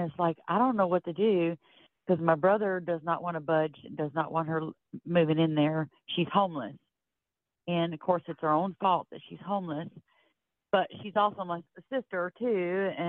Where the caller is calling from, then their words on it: Florida, United States; I'm calling from Florida.